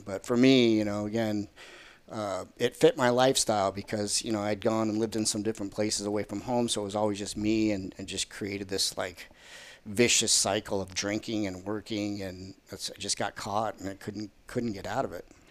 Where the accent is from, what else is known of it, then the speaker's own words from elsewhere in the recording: Arizona, United States; moved away as an adult; also born or lived in Colorado / Chicago / Southern California; I was, uh, born and raised in Arizona, so I'm a native.